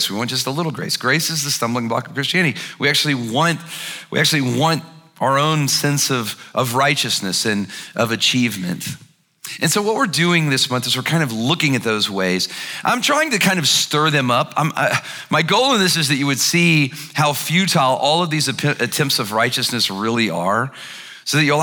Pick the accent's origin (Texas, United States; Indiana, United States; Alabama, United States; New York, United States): Alabama, United States; I'm from Alabama